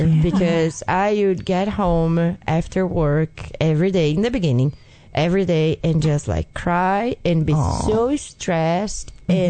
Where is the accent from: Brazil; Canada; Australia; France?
Brazil; English is a second language; moved away as an adult; now in Chattanooga, United States; I'm from Brazil.